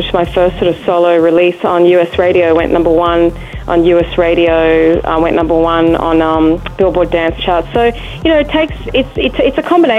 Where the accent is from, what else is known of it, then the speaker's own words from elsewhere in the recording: Darwin, Northern Territory, Australia; moved away as an adult; now in United States; I'm originally from Darwin, born and raised. I've been living in the US now